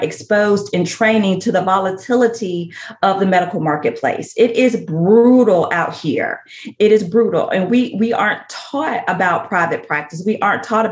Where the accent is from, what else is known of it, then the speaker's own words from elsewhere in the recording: Tuscaloosa, Alabama, United States; accent: Southern; now in Houston, United States; born and raised in Tuscaloosa, Alabama. So I am a true Southerner. I live in Houston